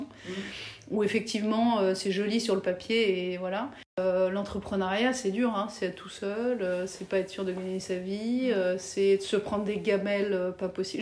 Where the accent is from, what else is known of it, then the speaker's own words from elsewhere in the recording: France; moved away as an adult; also born or lived in Paris / Belgium; now in Brussels, Belgium; pour une française